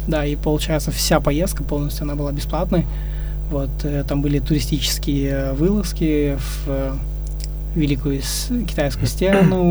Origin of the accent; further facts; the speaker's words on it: Ust-Tobe, Karaganda Region, Kazakhstan; я сам родом из Караганды, э, жил и вырос в посёлке Усть-Тобе